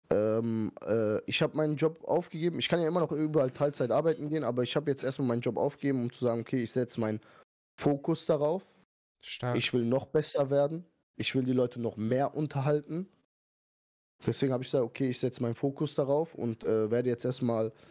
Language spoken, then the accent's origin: German; Iran; now in Germany; okay, wir sind Iraner, aber ihr wisst ja, Iraner sind eigentlich immer locker so